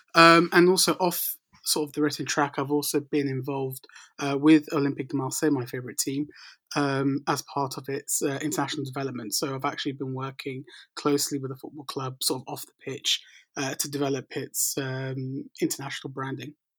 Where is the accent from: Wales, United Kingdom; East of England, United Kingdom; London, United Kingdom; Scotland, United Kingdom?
London, United Kingdom; growing up in North London